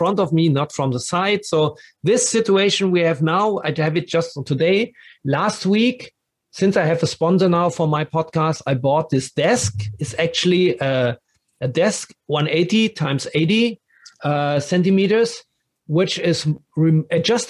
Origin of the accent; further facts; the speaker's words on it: Dortmund, North Rhine-Westphalia, Germany; English is a second language; moved away as an adult; also born or lived in Berlin; now in Frankfurt, Germany; I grew up in Dortmund